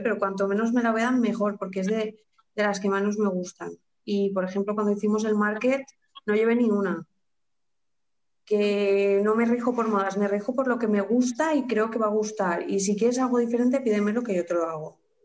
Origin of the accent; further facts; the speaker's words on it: Carcaixent, Valencian Community, Spain; soy de aquí de Valencia, de un pueblo llamado Carcaixent